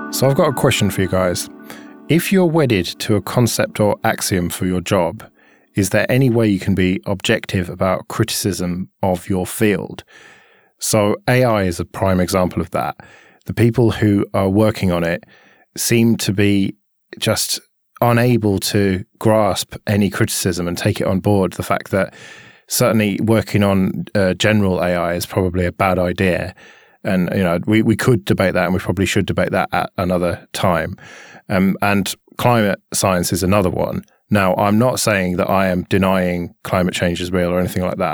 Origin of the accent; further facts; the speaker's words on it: United Kingdom; we don't have that in our food here because we're British.